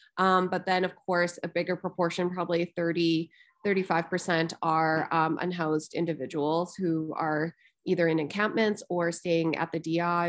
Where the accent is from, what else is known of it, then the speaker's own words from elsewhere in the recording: Calgary, Alberta, Canada; moved away; I was also born and raised in Calgary to Chinese parents who were refugees from the Vietnam War.